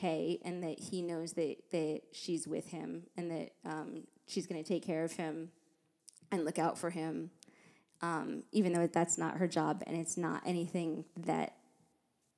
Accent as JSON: {"language": "English", "country": "United States", "said": "I'm American"}